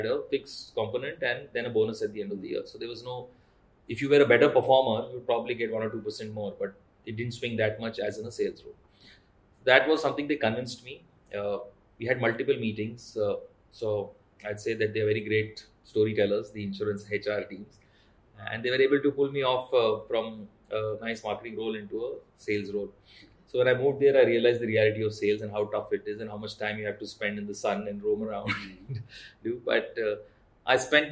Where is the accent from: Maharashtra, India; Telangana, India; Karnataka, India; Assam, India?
Telangana, India; Hyderabad; also born or lived in Pune / Mumbai; I took a posting back in Hyderabad, my hometown